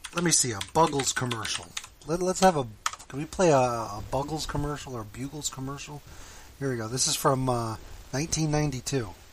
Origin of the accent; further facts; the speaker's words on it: Miami, Florida, United States; I grew up in Miami